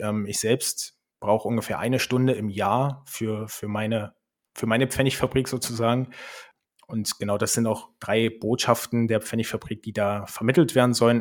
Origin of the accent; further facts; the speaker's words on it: Berlin, Germany; moved away as an adult; also born or lived in Switzerland; now in Leipzig, Germany; Ich komme ursprünglich aus Berlin und wir sind nach Leipzig gezogen